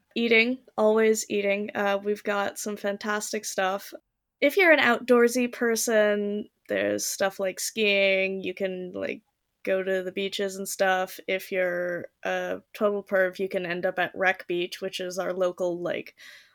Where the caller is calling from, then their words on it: Delta, British Columbia, Canada; I'm joining you from Delta, so like one of the suburbs in Vancouver, essentially.